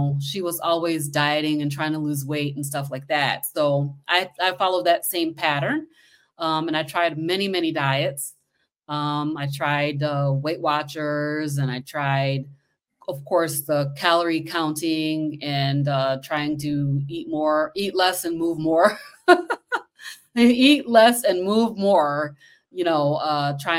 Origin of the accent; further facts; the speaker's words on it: Kalamazoo, Michigan, United States; I'm from Michigan. Let me just say that. I'm from Kalamazoo, Michigan.